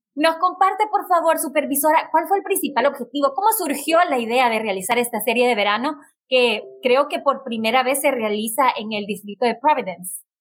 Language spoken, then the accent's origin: Spanish; Honduras; now in United States; yo soy de Honduras, orgullosamente catracha